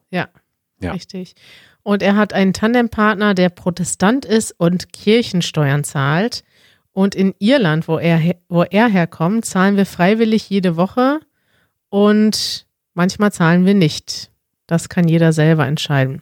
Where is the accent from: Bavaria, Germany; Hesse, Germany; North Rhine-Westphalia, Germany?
North Rhine-Westphalia, Germany; Münster; moved away as an adult; now in Berlin, Germany; in Münster, in meiner Heimatstadt